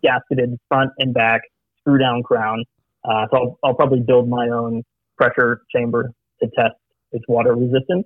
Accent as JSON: {"language": "English", "country": "Saudi Arabia", "tie": "born or raised there", "moved": "yes", "said": "I, was actually born and raised in Saudi Arabia"}